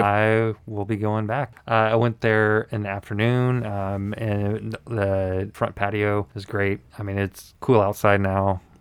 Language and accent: English; the South, United States; born or raised there